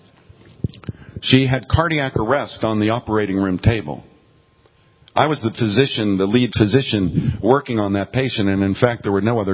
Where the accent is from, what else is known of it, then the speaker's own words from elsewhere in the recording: Florida, United States; I'm from Florida